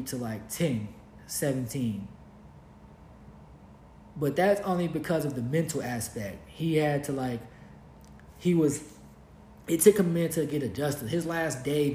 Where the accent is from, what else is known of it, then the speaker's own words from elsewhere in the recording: Kentucky, United States; moved away as an adult; also born or lived in Los Angeles, California / Costa Rica; we're from Kentucky. Like, we're homebred in the camp